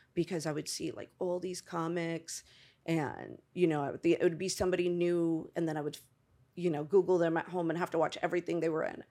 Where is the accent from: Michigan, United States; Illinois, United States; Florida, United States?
Florida, United States; Tampa; moved away; also born or lived in Bronx, New York / Los Angeles; I grew up in, uh, Tampa, Florida.